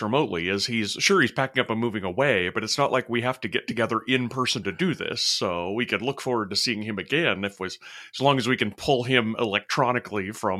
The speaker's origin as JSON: {"language": "English", "region": "Utah", "country": "United States", "tie": "born or raised there", "said": "Yeah, where I grew up in Utah, a lot of the resorts had night skiing."}